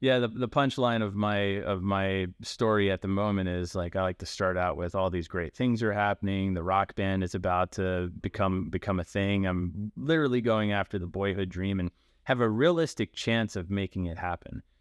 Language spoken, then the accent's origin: English; Baltimore, Maryland, United States; I I grew up in Baltimore, um, not like in the city, but like in the nice suburb part in Baltimore County